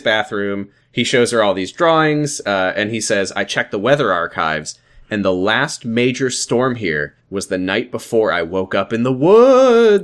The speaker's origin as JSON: {"language": "English", "region": "Washington", "country": "United States", "said": "I'm from Washington"}